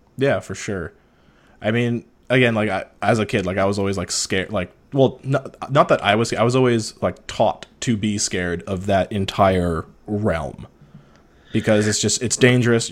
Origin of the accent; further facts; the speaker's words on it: Ontario, Canada; moved away as an adult; also born or lived in Toronto, Canada; I'm small northern town, eight hours north from Toronto.